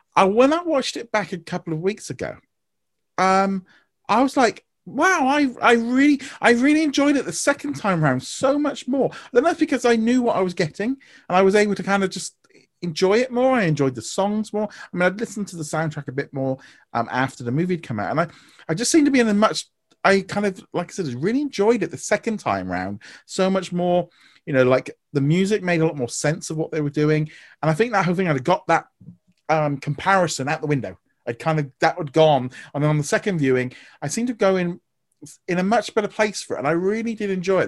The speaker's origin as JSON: {"language": "English", "country": "United Kingdom", "said": "as far as being a Brit goes, and as being a Brit"}